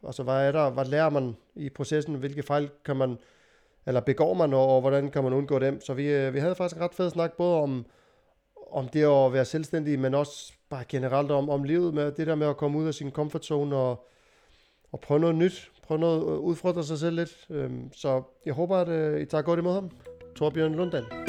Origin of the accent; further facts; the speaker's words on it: Iceland; now in Denmark; Altså i Island, hvor jeg kommer fra